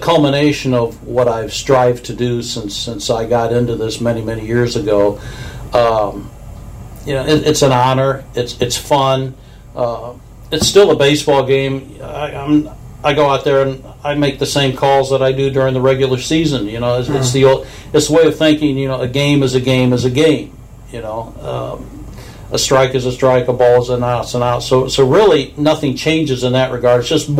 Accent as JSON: {"language": "English", "town": "Springfield", "region": "Missouri", "country": "United States", "tie": "born there", "said": "I was born in Springfield, Missouri. Mom and dad are both from Springfield, Missouri, and that's pretty much the heart of Cardinal country down there."}